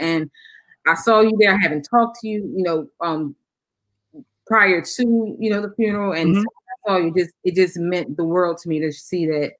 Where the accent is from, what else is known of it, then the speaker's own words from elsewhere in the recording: Philadelphia, Pennsylvania, United States; So, I grew up in Philly, born and raised. Interestingly, I was born in a Muslim household. My dad was Muslim. Raised for the early part of my life, Muslim.